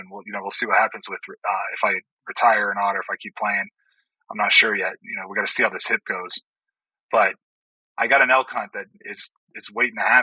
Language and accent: English; Ohio, United States; Like I come from Ohio, where if you have one acre and there's a whitetail that comes across your property, you can you know you can hunt it.